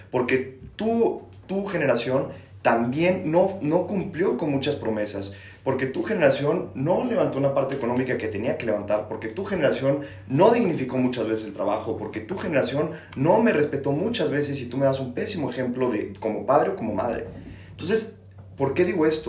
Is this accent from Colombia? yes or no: no; Mexico; no soy de la Ciudad de México, soy de otro estado de la República